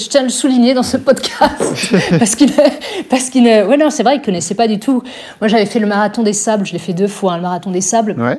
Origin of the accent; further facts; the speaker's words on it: Strasbourg, Grand Est, France; moi je suis une alsacienne à 100%. Je suis née à Strasbourg. Je n'ai jamais quitté, jamais quitté l'Alsace